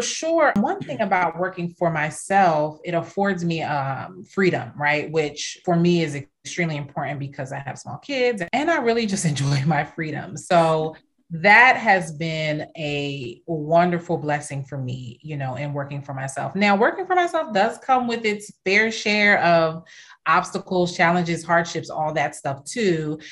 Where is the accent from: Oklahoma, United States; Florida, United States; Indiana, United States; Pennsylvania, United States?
Pennsylvania, United States; Philadelphia; moved away as an adult; also born or lived in California / Caribbean / South Jersey / Princess Anne, Maryland; now in Washington, D.C., United States; I came back here and grew up in Philly and South Jersey